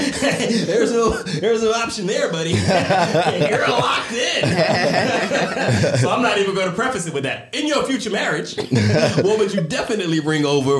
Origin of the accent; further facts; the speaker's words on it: the South, United States; I grew up, I mean, I'm from the South in the US